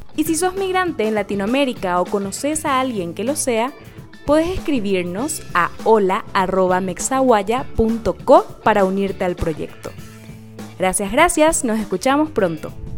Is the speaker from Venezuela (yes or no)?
no; Paraguay; moved away as an adult; now in Mexico; Yo soy paraguaya y vivo en México hace más de dos años.